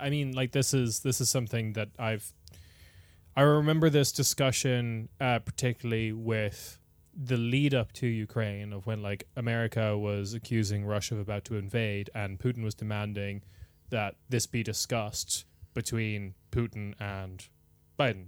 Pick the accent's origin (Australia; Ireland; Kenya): Ireland; moved away as an adult; also born or lived in United Kingdom / Germany; I moved from Ireland to the U K or, like, to Germany